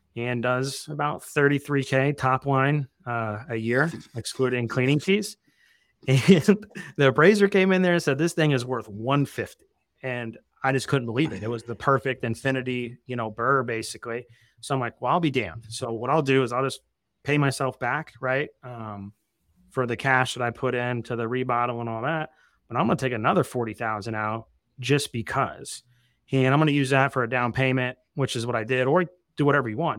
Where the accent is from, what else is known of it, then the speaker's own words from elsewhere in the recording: Evansville, Indiana, United States; moved away; also born or lived in Arizona; I lived in Arizona for, like, twelve years, but I'm from Southern Indiana originally.